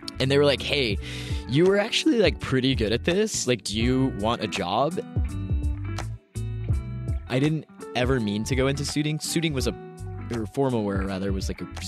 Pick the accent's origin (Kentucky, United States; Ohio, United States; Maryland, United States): Kentucky, United States; now in Los Angeles, United States; I grew up in Kentucky.